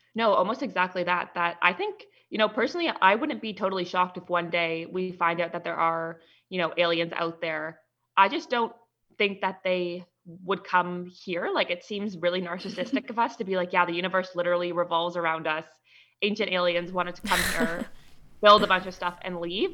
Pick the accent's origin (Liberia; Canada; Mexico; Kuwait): Canada; I'm actually from Canada